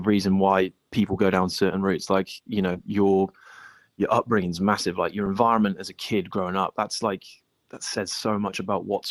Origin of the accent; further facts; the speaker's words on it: England, United Kingdom; moved away; I grew up in England